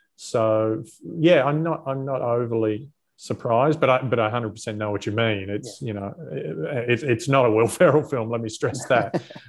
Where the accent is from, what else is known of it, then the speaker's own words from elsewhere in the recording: Australia; That was the moment as an Australian I felt the proudest.